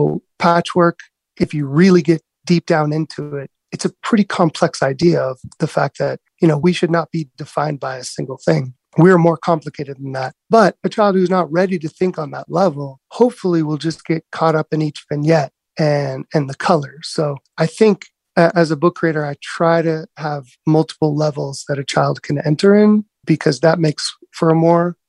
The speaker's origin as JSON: {"language": "English", "town": "National City", "region": "California", "country": "United States", "tie": "born or raised there", "also_born_or_lived": "Cardiff by the Sea", "lives_now": "New York City, United States", "said": "growing up in National City and then Cardiff by the Sea, moving to New York City, Brooklyn."}